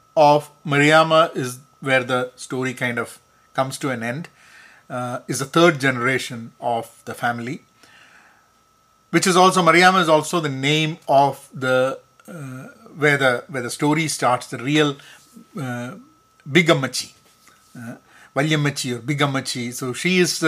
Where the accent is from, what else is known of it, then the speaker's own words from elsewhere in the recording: Kerala, India; first language Malayalam; English is a second language; now in United States; Kerala is my home state in India